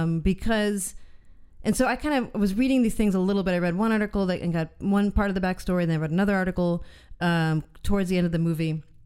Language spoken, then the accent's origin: English; United States; as an American